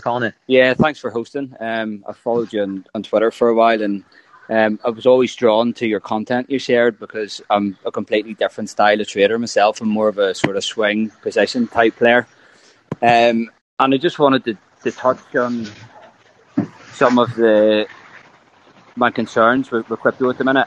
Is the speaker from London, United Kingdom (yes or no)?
no; Northern Ireland, United Kingdom; I'm from Ireland.